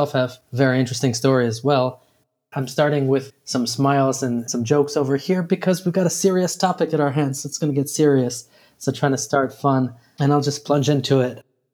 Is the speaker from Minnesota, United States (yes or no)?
no; Skokie, Illinois, United States; also born or lived in Chicago; I was born in Chicago and grew up in Skokie, Illinois, on the north side.